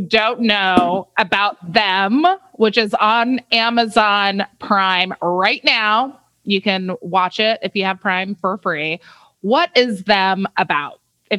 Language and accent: English; Compton, California, United States; born there; moved away; Wow. Well, I was born in Compton.